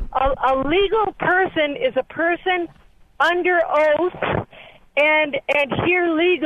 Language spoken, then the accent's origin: English; Southern California, United States; I'm a Californian. I have lived in Southern California.